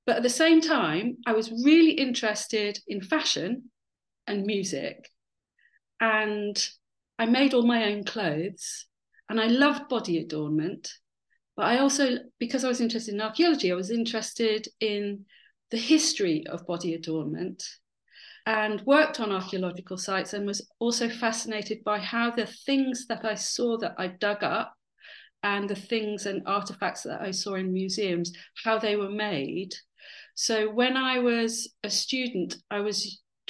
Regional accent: Dorset, South West England, United Kingdom; moved away as an adult; also born or lived in London; I spent from 8 to 18 in Dorset, being kind of surrounded by the Jurassic Coast and lots of archaeology

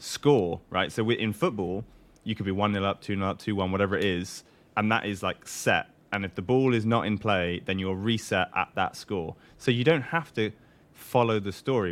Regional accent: Newcastle upon Tyne, North East England, United Kingdom; I'm from Newcastle, which is up in the northeast

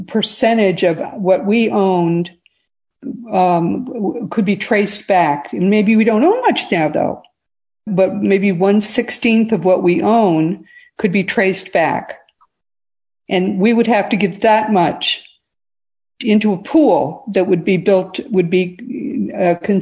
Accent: the North, United States; I grew up in the North

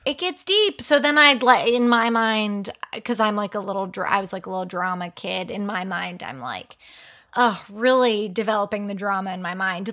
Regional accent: Pennsylvania, United States; I am from Pennsylvania

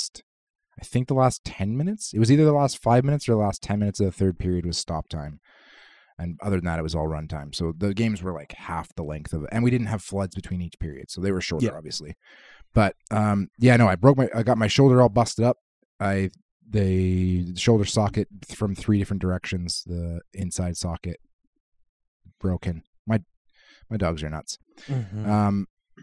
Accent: Kitimat, British Columbia, Canada; I don't know exactly what it would be like here because I grew up playing in Kitimat

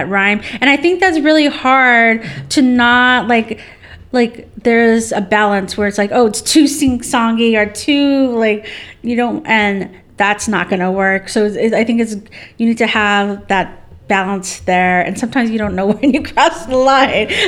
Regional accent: Southern California, United States; I'm from Southern California

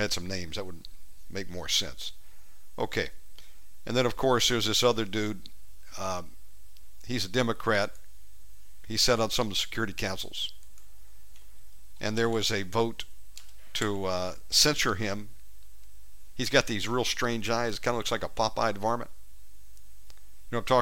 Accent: the South, United States; born or raised there

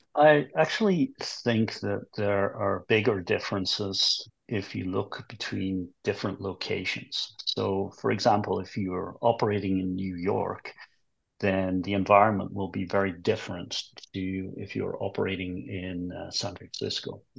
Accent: England, United Kingdom; moved away as an adult; also born or lived in United States; I'm English originally

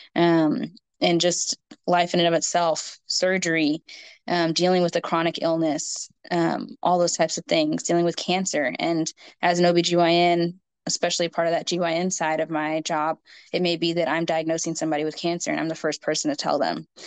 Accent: Houston, Texas, United States; also born or lived in Minnesota / Fort Worth; I'm from Houston. And so that's where I am living now, but I've grown up here.

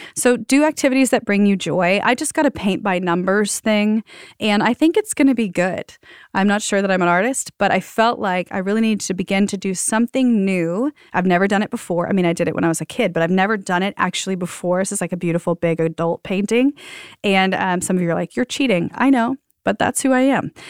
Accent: the South, United States; I'm from the South

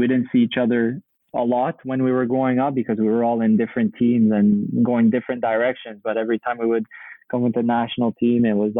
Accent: Canada; I played hockey a lot, obviously, you know, being in Canada

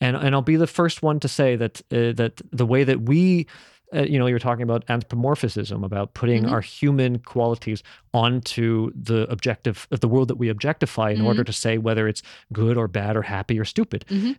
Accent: Philippines; So as a Filipino, we have this belief that if you see someone without a head, their soul is starting to go.

